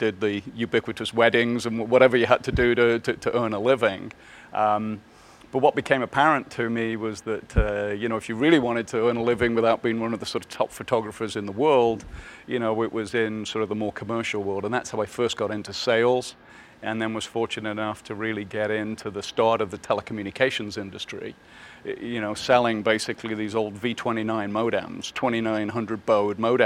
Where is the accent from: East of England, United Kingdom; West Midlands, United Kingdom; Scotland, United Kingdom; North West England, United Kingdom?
West Midlands, United Kingdom; Birmingham; moved away; I grew up in Birmingham, you know, essentially, which is the sort of center of the UK.